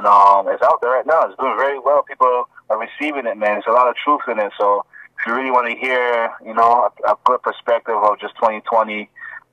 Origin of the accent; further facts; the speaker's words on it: Toronto, Ontario, Canada; also born or lived in Ghana; I'm originally from Ghana, Africa, but, you know, I grew up in Toronto, Jane and Wilson